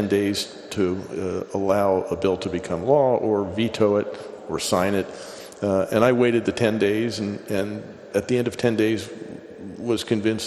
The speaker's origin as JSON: {"language": "English", "region": "Pennsylvania", "country": "United States", "tie": "born or raised there", "said": "I grew up in Pennsylvania"}